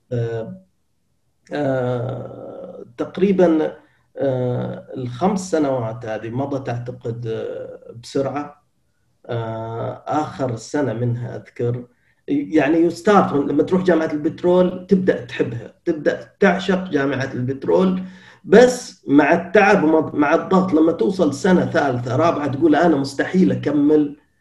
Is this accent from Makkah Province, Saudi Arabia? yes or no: no; Qatif, Eastern Province, Saudi Arabia; moved away as an adult; أنا من أبناء المنطقة الشرقية ولدت في مدينة القطيف أنا من قطيفي شرقاوي